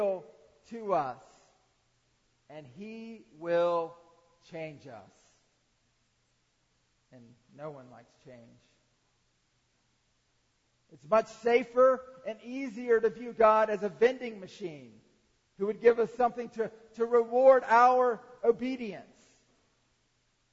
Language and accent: English; Atlanta, Georgia, United States; I grew up in the Atlanta area